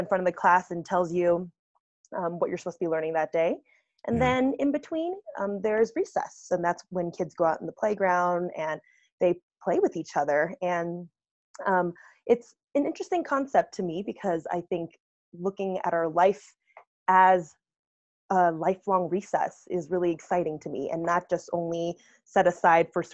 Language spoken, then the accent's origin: English; United States; So I grew up in the States, and I come from a first generation family